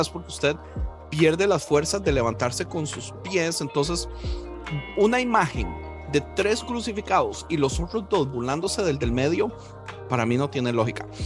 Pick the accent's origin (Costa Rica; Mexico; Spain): Costa Rica; yo, como tico pacifista